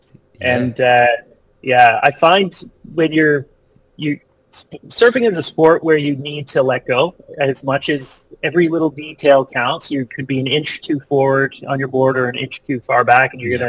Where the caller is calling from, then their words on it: British Columbia, Canada; I'm in beautiful Vancouver Island on the west coast of Canada.